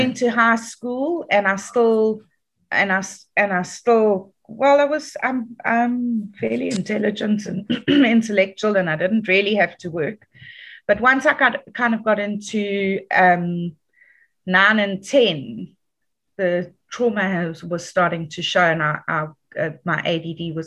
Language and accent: English; Dundee, KwaZulu-Natal, South Africa; also born or lived in Johannesburg (Germiston) / Dannhauser; now in Durban, South Africa; I grew up in Dundee. Was a very conservative Afrikaans town